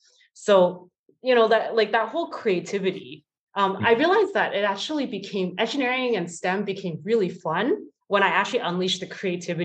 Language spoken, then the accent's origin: English; Waterloo, Ontario, Canada; I was so excited in high school to actually go to Waterloo, even though it was my hometown.